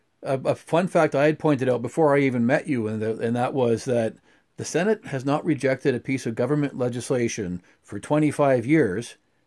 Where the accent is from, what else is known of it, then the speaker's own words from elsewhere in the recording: the Prairies, Canada; as a Canadian, especially as a Western Canadian. I mean, I've born and raised in the prairies